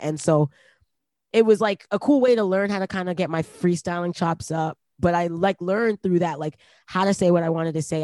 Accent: Toronto, Ontario, Canada; also born or lived in Brampton; we moved from Toronto to Brampton

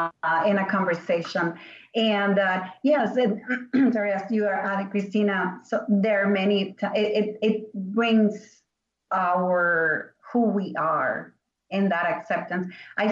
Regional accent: Venezuela; English is a second language; moved away; I came here from Venezuela 27 years ago, and I've seen the world changing and more openness and more understanding of our culture.

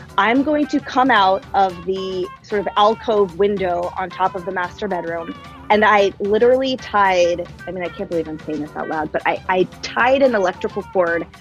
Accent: Bay Area, California, United States; now in Seattle, United States; I grew up in the Bay Area with all five of us under the same roof

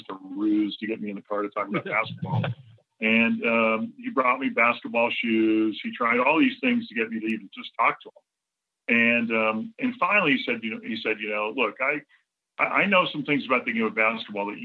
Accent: Southern California, United States; I'm originally from Southern California

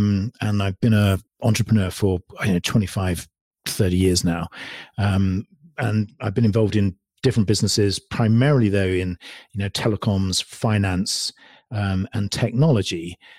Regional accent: England, United Kingdom; also born or lived in California; now in United States; Well, I'm originally from England. And so I moved over here to California, in fact, about 7.5 years ago. Recently moved out of California to Utah, funny enough.

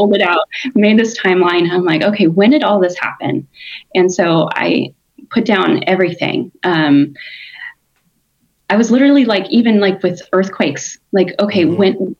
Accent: California, United States; also born or lived in Oregon; now in Tennessee, United States; We moved to Tennessee from Oregon, originally from California.

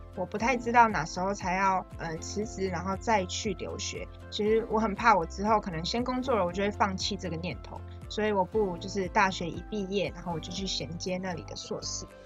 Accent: Taiwan; 我们从小就在台湾长大，然后认识的风情民俗也都是同样的

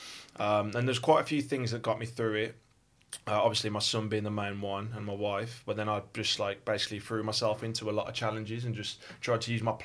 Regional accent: West Midlands, United Kingdom; accent: Birmingham; also born or lived in West Bromwich / Birmingham; as you can tell from my accent, I'm from Birmingham. Well, actually, I was born in West Brom, then I kind of moved around like the West Midlands a little bit

